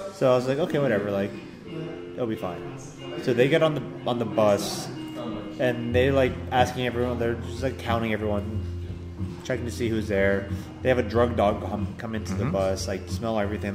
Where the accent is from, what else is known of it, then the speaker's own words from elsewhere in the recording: Daly City, California, United States; Daly City, California